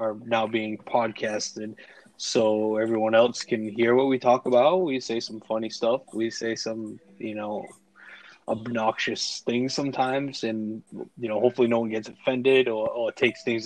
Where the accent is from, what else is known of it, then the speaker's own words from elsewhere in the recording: Boston, Massachusetts, United States; I am also from Boston